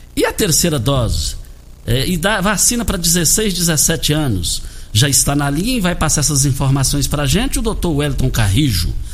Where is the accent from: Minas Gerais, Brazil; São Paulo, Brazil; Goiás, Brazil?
Goiás, Brazil; Rio Verde; onde nós nascemos ali no Douradinho